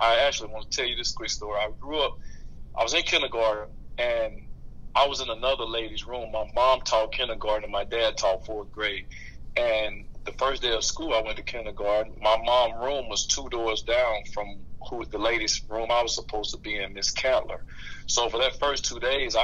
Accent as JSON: {"language": "English", "region": "Louisiana", "country": "United States", "tie": "born or raised there", "said": "I was a huge Peyton Manning fan growing up in Louisiana"}